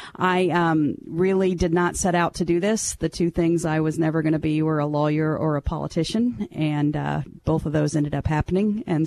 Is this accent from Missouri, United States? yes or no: yes; Branson, Missouri, United States; moved away; also born or lived in Kansas City, Missouri / Callaway County, Missouri; I grew up in Branson, Missouri, and my father was the elected prosecutor there for about 20 years